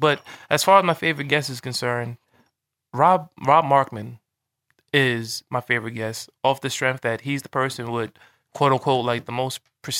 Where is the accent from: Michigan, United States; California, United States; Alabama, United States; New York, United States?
New York, United States; Long Island; Because I would come to him with a different thing because I'm from Long Island.